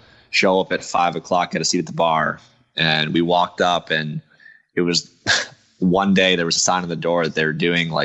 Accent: Reading, Pennsylvania, United States; moved away; I'm originally from Eastern PA. I'm from Reading

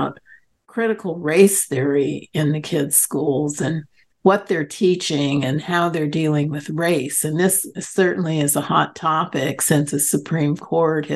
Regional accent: San Diego, California, United States; born or raised there

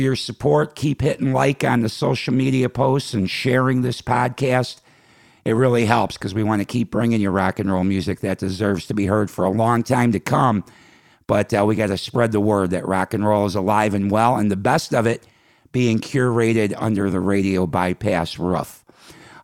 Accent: Chicago, Illinois, United States; moved away; my hometown of Chicago

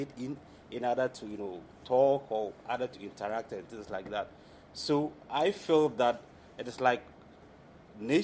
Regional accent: Ghana; my country, Ghana, we have several languages there

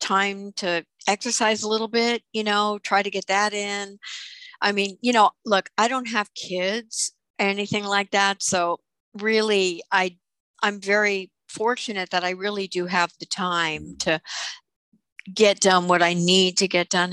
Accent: New York City, New York, United States; I grew up in Brooklyn

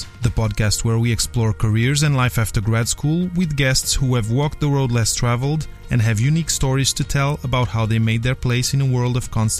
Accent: Portugal; first language French; English is a second language; also born or lived in Belgium; I was born in Belgium of Portuguese parents. Spoke French first, then we came back to Portugal, learned Portuguese, eventually learned English

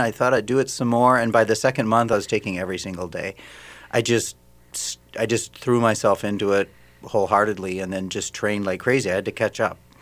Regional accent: Saint Paul, Minnesota, United States; moved away as an adult; also born or lived in Germany; I'm originally from Saint Paul, so we moved back where I'm from and where my family was

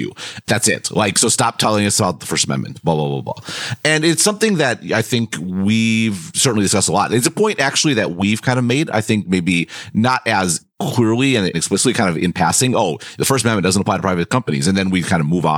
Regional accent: United States; moved away as an adult; I was born and raised in America, so I'm going to have an American point of view

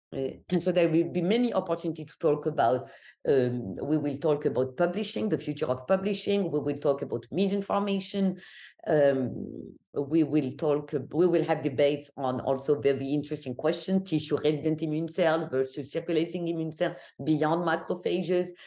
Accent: Algeria; English is a second language; moved away as an adult; now in New York, United States; I'm always asked where I'm from, so Algeria, North Africa, and I left my country when I was eighteen

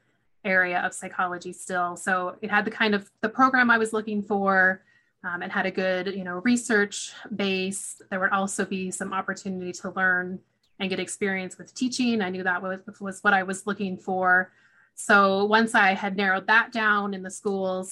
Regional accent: Oregon, United States; moved away as an adult; also born or lived in Washington / Texas; I grew up in Oregon

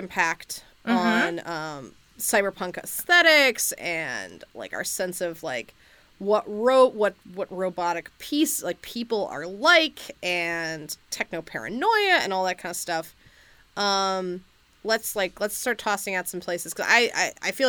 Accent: United States; as an American

